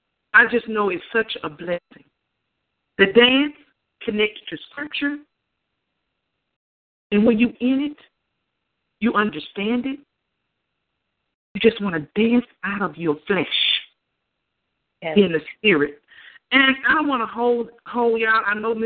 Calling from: Houston, Texas, United States; I'm calling from Houston, Texas.

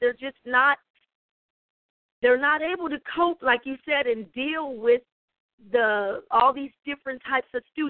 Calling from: Columbia, South Carolina, United States; I'm calling in from Columbia, South Carolina. I am a parent

